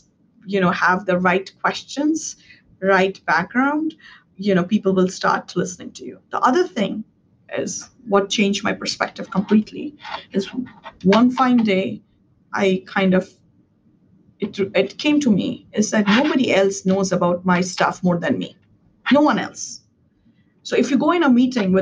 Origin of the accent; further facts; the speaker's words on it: India; English is a second language; moved away as an adult; now in United States; when I was growing up in India